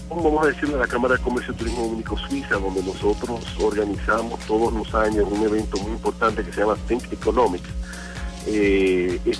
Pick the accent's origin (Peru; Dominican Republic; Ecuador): Dominican Republic; nosotros como República Dominicana tenemos mucha suerte